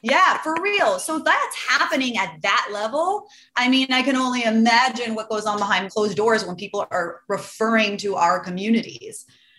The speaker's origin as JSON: {"language": "English", "town": "Los Angeles", "region": "California", "country": "United States", "said": "Oh, LA."}